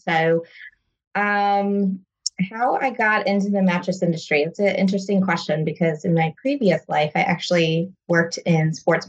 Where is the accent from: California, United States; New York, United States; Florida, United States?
Florida, United States; Fort Myers; moved away as an adult; also born or lived in Chicago, Illinois; now in Odessa, United States; I am from Fort Myers, actually. So, oh, really? Born and raised a Floridian, moved up to Chicago for about 8 years, and then now have been back in Florida for two.